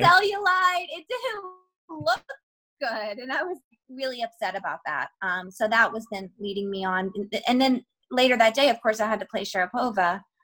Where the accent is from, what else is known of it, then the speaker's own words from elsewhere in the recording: Georgia, United States; I'm from like I'm from Georgia, which is like a, the southern part of the United States of America, and we talk different there anyway.